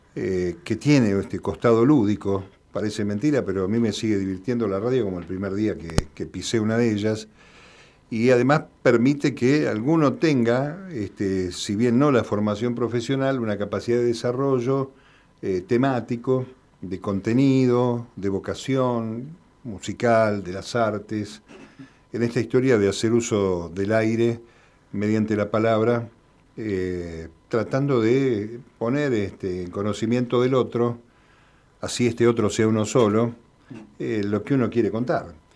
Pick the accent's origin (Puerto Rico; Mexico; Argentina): Argentina; also born or lived in La Plata / Mendoza / Quilmes; todos los argentinos